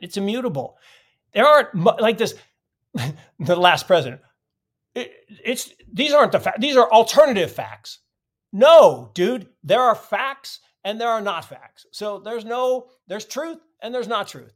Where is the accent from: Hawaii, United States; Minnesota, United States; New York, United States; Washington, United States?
Washington, United States; Seattle; I grew up in Seattle